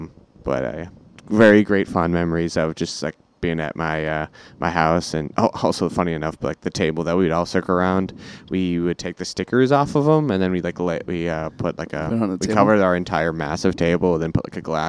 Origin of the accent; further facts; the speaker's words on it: Minneapolis, Minnesota, United States; moved away; I'm originally from Minneapolis, Minnesota